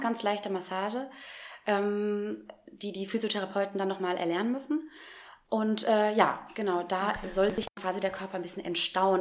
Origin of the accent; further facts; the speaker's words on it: Frankenberg, Hesse, Germany; also born or lived in Giessen; Ich komme aus der Nähe von Marburg, einem kleinen Städtchen, das nennt sich Frankenberg. Da bin ich aufgewachsen